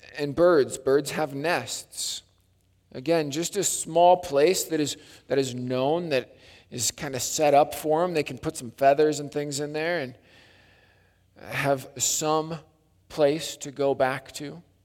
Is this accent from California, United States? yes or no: no; Wisconsin, United States; growing up in Wisconsin, it was Lake Lundgren Bible Camp